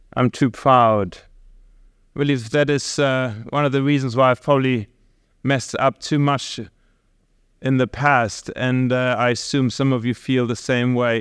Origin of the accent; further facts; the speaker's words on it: Germany; moved away; we are from Germany